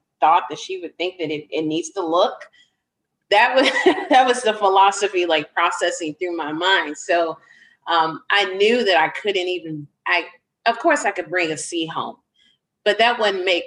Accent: Chicago, Illinois, United States; I grew up on the south side of the city.

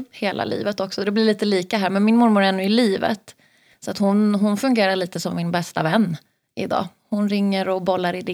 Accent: Gotland, Sweden; now in Stockholm, Sweden; jag kommer från Gotland från början. Ja, och... Det hörs inte på dialekten längre. Men eh, jag är född och uppvuxen på Gotland. Så jag har bott i Stockholm de senaste fyra åren.

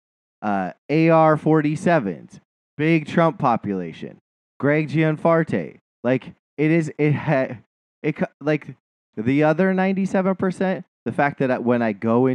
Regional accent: Montana, United States; moved away; my hometown

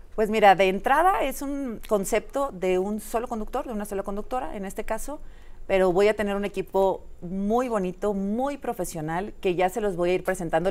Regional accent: Monterrey, Nuevo León, Mexico; moved away as an adult; now in Mexico City, Mexico; Yo soy de Monterrey

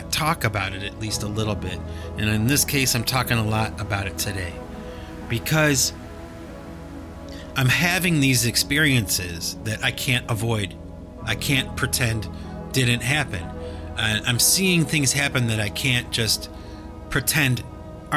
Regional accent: the North, United States; I'm from the North

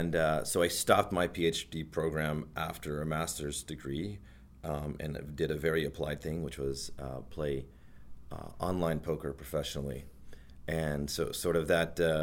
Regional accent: Houston, Texas, United States; moved away as an adult; now in Toronto, Canada; I grew up in Houston, Texas, lived there my entire life

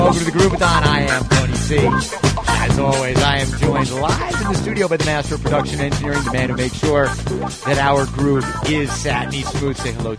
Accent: New York City, New York, United States; born or raised there; moved away; also born or lived in Dublin

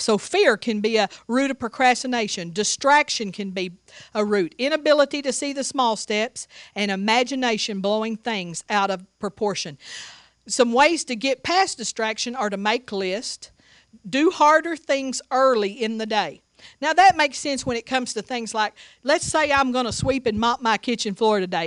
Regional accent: Seagraves, Texas, United States; moved away; also born or lived in Tuscaloosa, Alabama; I grew up in Sea Graves, Texas

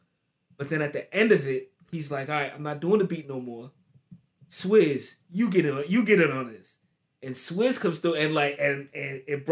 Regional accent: New Jersey, United States; my home state

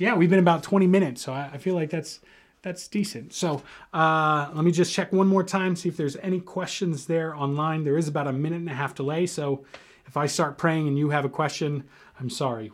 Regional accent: United States; we as an American culture

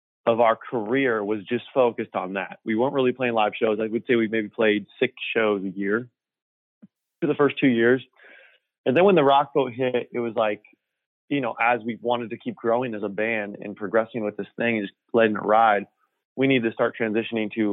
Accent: Orange County, California, United States; I grew up in Orange County

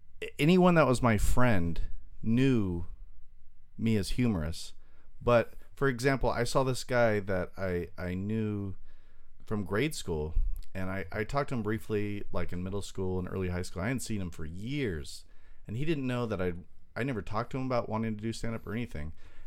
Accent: Long Beach, California, United States; also born or lived in Torrance, California / Jeddah, Saudi Arabia; was like a baby in Long Beach, and we went there for like 4 years. And then moved back here, and from kindergarten to late 20s, I grew up in Long Beach

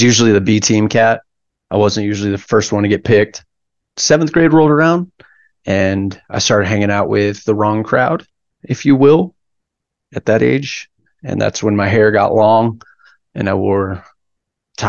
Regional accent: Lago Vista, Texas, United States; also born or lived in Hackensack, New Jersey; I grew up in Laga Vista, just west of Austin, little lake town

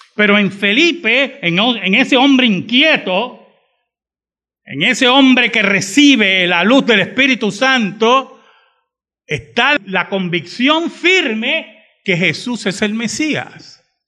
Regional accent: Bayamón, Puerto Rico; also born or lived in San Juan, Puerto Rico; mi gran parte de mi vida me crié en Bayamón, no lo voy a negar. Pero nunca se olviden que yo soy de San Juan

